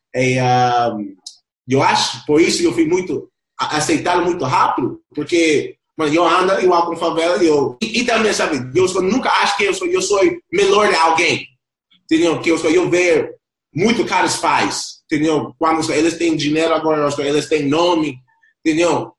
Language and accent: Portuguese; Lima, Peru; Portuguese is a second language; also born or lived in Compton, California, United States; now in Brazil; Eu nasceu em Compton fui direto, depois de dois anos, para o Peru